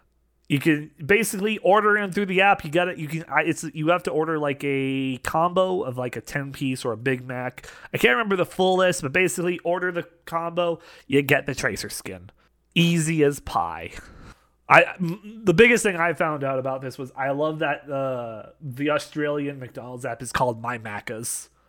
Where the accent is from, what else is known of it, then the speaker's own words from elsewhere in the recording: Canada; Especially being Canadian